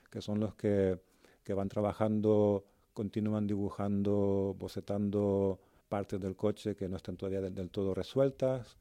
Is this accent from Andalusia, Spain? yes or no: no; Canary Islands, Spain; accent: Canarian; moved away as an adult; also born or lived in Madrid; now in Germany; ojalá que me, pudieran reconocer todos por mi acento canario, pero entiendo que tantos años fuera, pues ya tengo un poco de mezcla medio alemán.